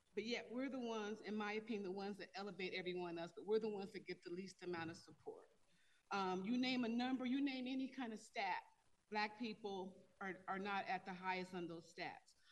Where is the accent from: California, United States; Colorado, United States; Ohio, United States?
Colorado, United States; Denver; I am a Denver and Colorado native. I grew up in Five Points, like original Five Points